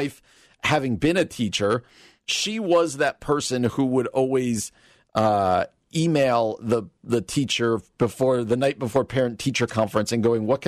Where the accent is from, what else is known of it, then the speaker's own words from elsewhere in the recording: New Jersey, United States; You know, where I grew up in New Jersey, nobody started till after Labor Day.